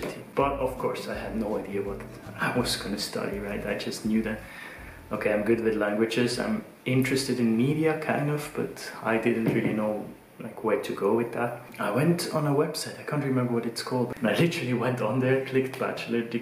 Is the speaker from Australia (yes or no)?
no; German-speaking Switzerland, Switzerland; first language Swiss German; English is a second language; also born or lived in Zurich; I grew up in Switzerland. Switzerland has many different national languages. There's German, French, Italian, and Romansh. So I grew up in the German part.